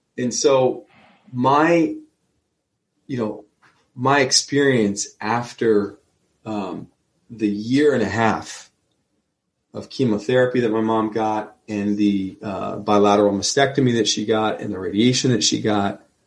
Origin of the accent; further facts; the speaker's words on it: Neptune, New Jersey, United States; I'm from Neptune.